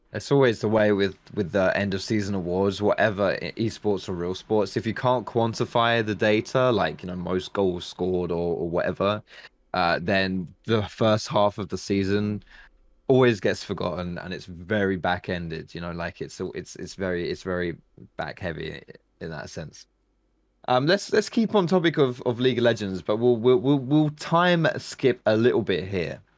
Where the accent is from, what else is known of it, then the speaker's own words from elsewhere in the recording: England, United Kingdom; we English people